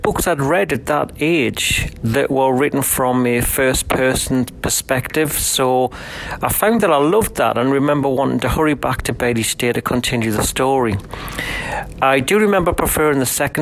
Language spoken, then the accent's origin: English; Newcastle upon Tyne, North East England, United Kingdom; I'm from Newcastle-upon-Tyne in the UK